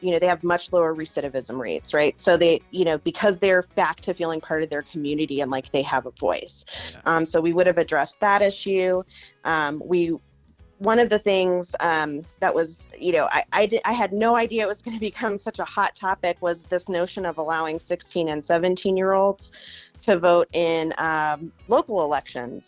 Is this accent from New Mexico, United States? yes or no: yes; Albuquerque, New Mexico, United States; now in Santa Fe, United States; I live in Santa Fe and I'm from Albuquerque